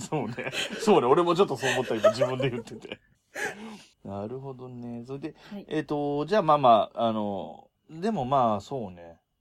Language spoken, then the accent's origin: Japanese; Yamanashi, Japan; now in Tokyo, Japan; 僕、山梨県、今は東京に住んでるけど、山梨県出身なんで